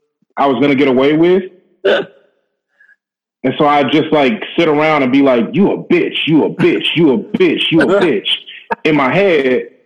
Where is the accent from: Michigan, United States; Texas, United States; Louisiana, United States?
Louisiana, United States; North; because I'm like from North Louisiana.